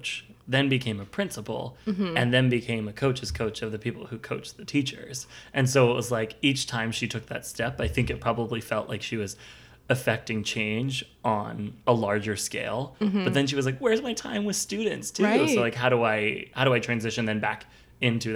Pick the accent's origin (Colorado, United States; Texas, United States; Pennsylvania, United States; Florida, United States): Pennsylvania, United States; Philadelphia suburbs; I'm from the suburbs